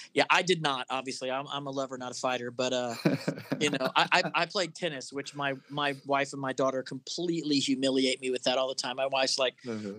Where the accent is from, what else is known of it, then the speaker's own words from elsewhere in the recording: Florida, United States; I grew up in Florida